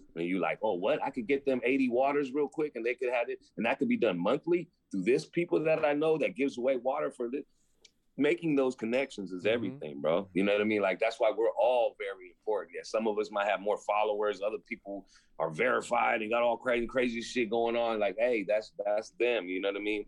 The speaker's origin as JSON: {"language": "English", "town": "San Francisco", "region": "California", "country": "United States", "tie": "born or raised there", "said": "I grew up in Lower Haight, Hayden Fillmore, basically area"}